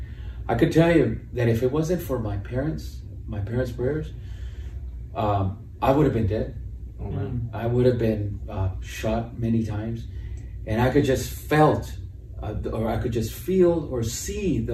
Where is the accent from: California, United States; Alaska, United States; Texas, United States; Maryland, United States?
California, United States; Los Angeles; I grew up in East LA I was born there and I grew up there